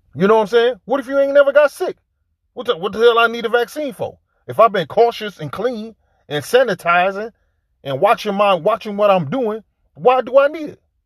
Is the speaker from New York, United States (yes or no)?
no; Detroit, Michigan, United States; I grew up in Detroit